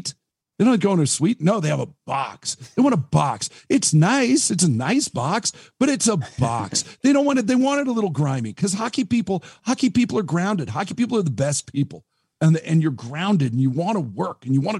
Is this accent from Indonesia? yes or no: no; Monroe, Washington, United States; also born or lived in Duvall, Washington; I grew up in Monroe. I grew up in Monroe and Duval. And I live in Duval